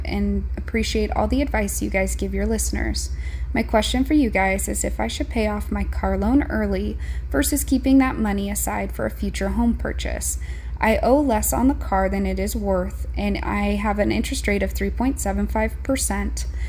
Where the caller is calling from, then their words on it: Montana, United States; I'm calling from Montana.